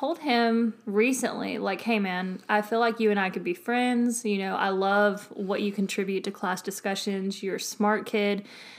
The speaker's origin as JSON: {"language": "English", "region": "the South", "country": "United States", "tie": "born or raised there", "said": "I'm going to just do like I've always done growing up in the South, and I'll pray on it."}